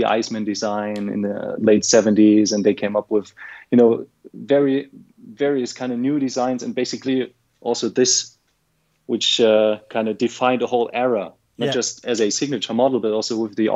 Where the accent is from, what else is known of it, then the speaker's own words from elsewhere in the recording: Germany; I'm from Germany